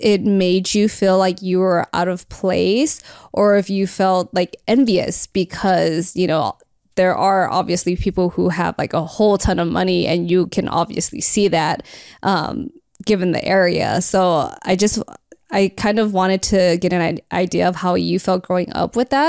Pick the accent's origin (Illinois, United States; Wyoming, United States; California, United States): California, United States; El Monte; I grew up in El Monte. I like literally have been growing up in the hood my whole life.